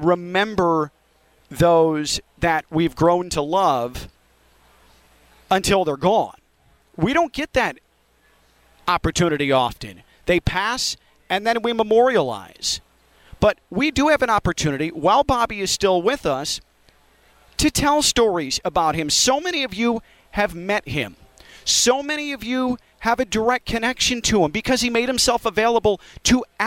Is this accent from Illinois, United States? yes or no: yes; Chicago, Illinois, United States; now in Florida, United States; as a kid growing up in Chicago